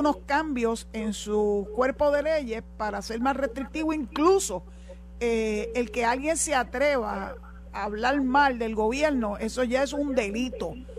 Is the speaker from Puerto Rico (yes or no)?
yes; Puerto Rico; los puertorriqueños nos expresamos mejor en español